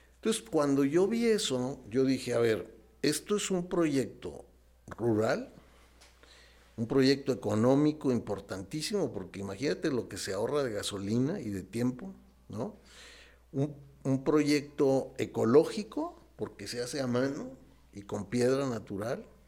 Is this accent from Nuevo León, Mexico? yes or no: yes; Nuevo León, Mexico; now in Morelia, Mexico; yo allá en mi rancho, en mi tierra, en Nuevo León